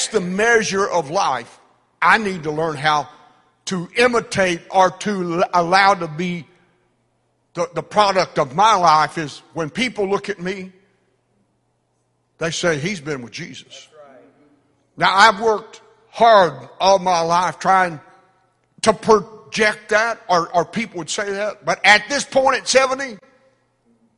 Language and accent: English; United States; we're American